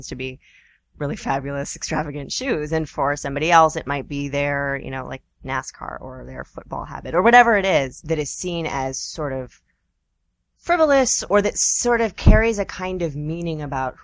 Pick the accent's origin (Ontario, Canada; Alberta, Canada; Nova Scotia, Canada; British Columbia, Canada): British Columbia, Canada; Vancouver; also born or lived in Toronto / Seattle / California; now in New York, United States; So I grew up in Vancouver. I'm not from here.